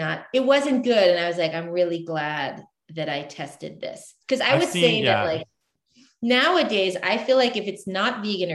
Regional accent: the South, United States; I grew up in the South

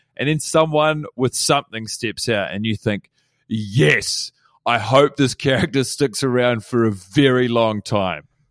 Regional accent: United States; now in New Zealand; I'm an American

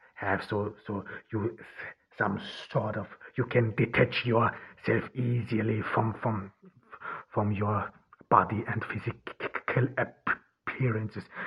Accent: Ordu, Turkey; I'm recording this in Turkey, in, uh, in Ordu, my home town where I am now during the pandemic

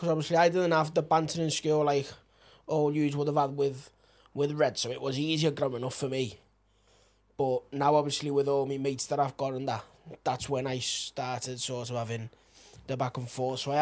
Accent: Spain; growing up in Spain

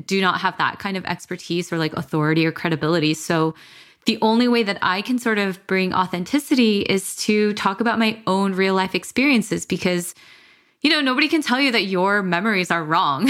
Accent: Los Angeles, California, United States; growing up in America

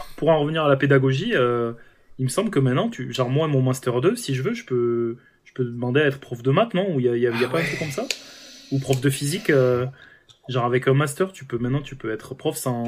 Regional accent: France; on est, on est français quoi, on est têtu

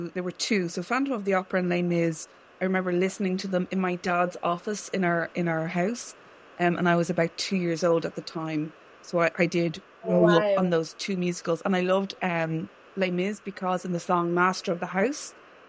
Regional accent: Kildare, Leinster, Ireland; also born or lived in London; I was born in Kildare, which is a county probably more known for its racehorses rather than its waves. So I grew up kind of landlocked Kildare

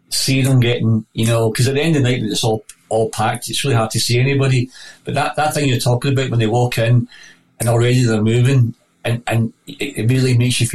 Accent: Glasgow, Scotland, United Kingdom; I was born in Govan, in Govan Road. My dad was a Rangers fan. You know, he was, and my mum was an Italian Catholic.

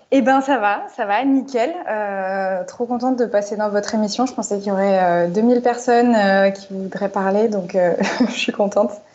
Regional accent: Marseille, Provence-Alpes-Côte d'Azur, France; now in Paris, France; je suis de Marseille à la base

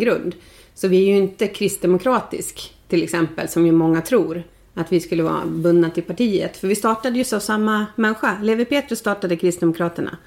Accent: outside Stockholm, Stockholm County, Sweden; moved away as an adult; also born or lived in Leksand, Sweden; now in Insjön, Sweden; jag är ju född och uppvuxen utanför Stockholm

